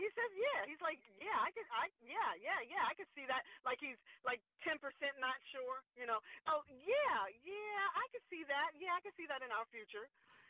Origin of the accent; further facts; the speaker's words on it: Washington, District of Columbia, United States; I was born and raised in the District of Columbia, and D.C. is just kind of a plain ground. Although, you know, it's a playing ground. I'm a third-generational Adventist